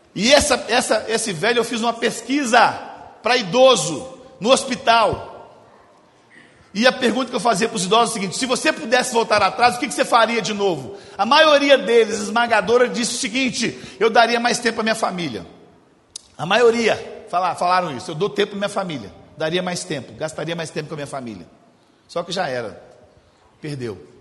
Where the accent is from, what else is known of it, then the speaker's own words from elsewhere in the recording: Belo Horizonte, Minas Gerais, Brazil; sou nascido e criado em Belo Horizonte